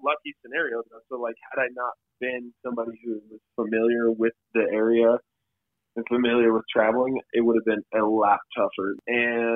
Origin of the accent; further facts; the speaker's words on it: Colorado, United States; I'm from Colorado